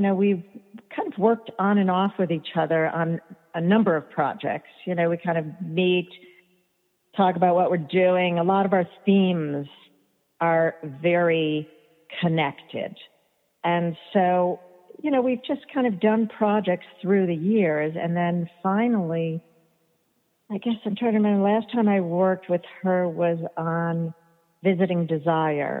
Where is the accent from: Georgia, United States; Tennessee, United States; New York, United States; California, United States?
New York, United States; New York City; I grew up in New York City